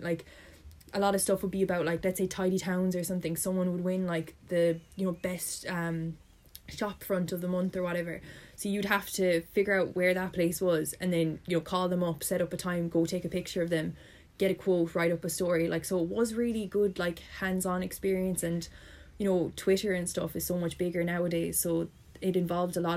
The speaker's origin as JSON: {"language": "English", "town": "Limerick", "region": "Munster", "country": "Ireland", "said": "I'm from Limerick, I was lucky in the sense I could live at home"}